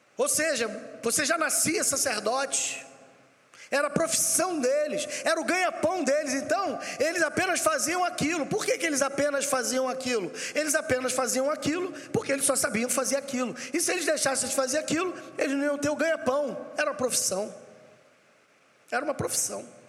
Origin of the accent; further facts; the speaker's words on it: Rio de Janeiro, Brazil; sou do Rio de Janeiro